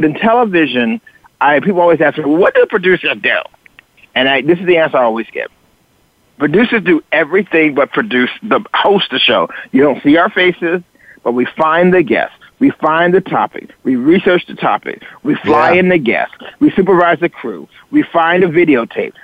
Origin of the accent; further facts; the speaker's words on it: the South, United States; moved away; also born or lived in Chicago / Miami Beach; I grew up in the South